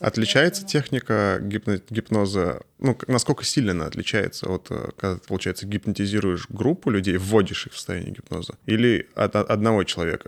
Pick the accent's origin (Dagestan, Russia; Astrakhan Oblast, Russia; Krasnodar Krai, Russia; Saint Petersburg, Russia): Astrakhan Oblast, Russia; Astrakhan; я сам из Астрахани